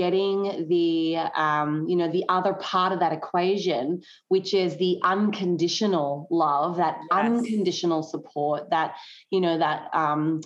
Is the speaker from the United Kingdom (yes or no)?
no; Tasmania, Australia; moved away as an adult; also born or lived in mainland Australia; now in United States; I grew up in Tasmania, which is I guess one of the states of Australia.